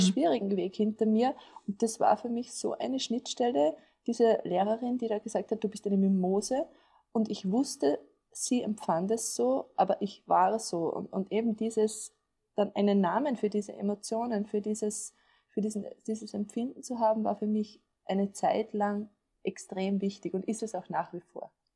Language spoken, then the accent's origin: German; Upper Austria, Austria; ich bin aus Oberösterreich